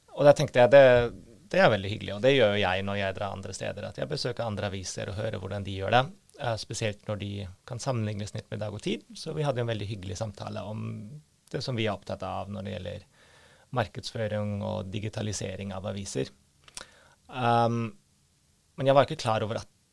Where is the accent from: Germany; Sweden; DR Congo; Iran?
Germany; now in Norway; jeg er født i Øst-Tyskland